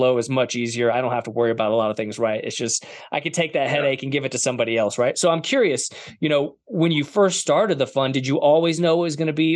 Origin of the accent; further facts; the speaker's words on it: Denver, Colorado, United States; in Colorado, the Denver area, which is my hometown